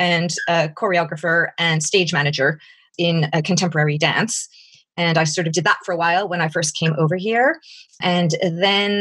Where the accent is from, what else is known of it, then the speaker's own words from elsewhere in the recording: Montreal, Quebec, Canada; accent: North American; moved away as an adult; now in England; although I live in England, I have a North American accent. I'm originally from Canada, from Montreal.